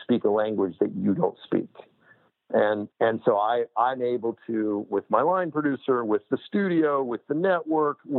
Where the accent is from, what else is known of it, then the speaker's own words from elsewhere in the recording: Los Angeles, California, United States; I grew up in Los Angeles